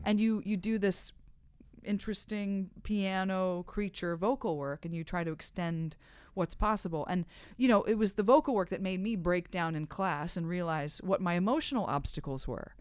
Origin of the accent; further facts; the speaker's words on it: Midwest, United States; I'm from the Midwest